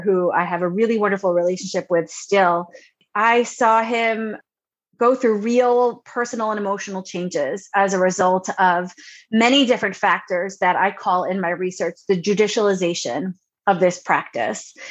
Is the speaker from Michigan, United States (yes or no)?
no; Long Island, New York, United States; moved away as an adult; also born or lived in Ohio / Indiana; now in North Carolina, United States; Originally, I'm from Long Island, New York, born and bred